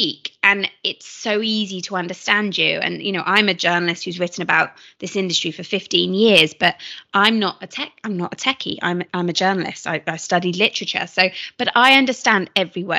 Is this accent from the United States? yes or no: no; United Kingdom; I'm British